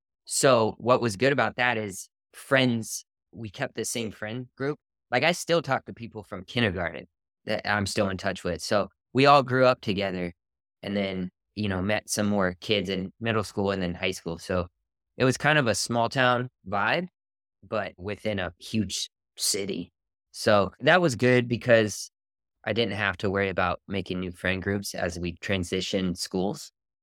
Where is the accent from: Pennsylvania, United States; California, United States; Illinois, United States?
California, United States; I grew up in Southern California.